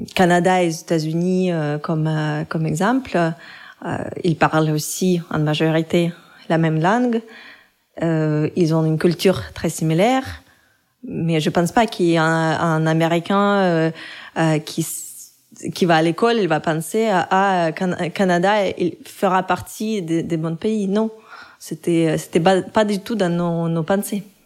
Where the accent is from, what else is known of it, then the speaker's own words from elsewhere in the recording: Russia; French is a second language; moved away; je me présentais toujours comme une Russe